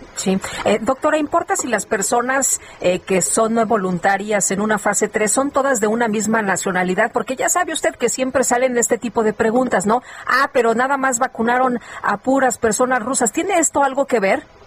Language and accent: Spanish; Zacatecas, Mexico; moved away; en mi tierra dicen, bien muchote